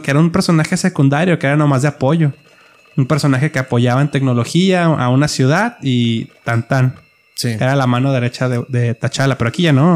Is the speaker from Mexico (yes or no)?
yes; Mexico